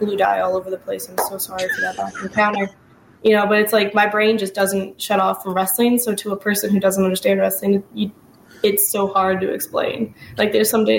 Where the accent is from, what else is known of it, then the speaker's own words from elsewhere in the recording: Chicago, Illinois, United States; I'm a Chicagoan